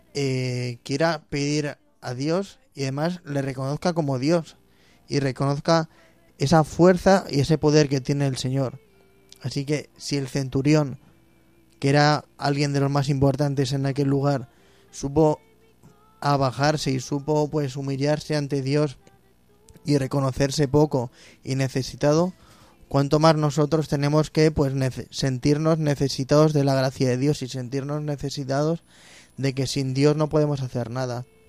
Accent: Móstoles, Community of Madrid, Spain; moved away; mi tierra Móstoles

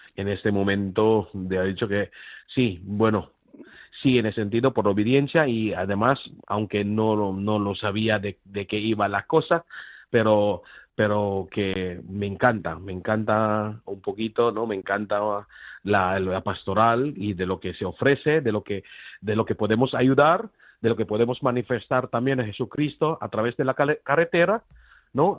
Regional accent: Philippines; Spanish is a second language; now in Granada, Spain; yo soy filipino, extranjero

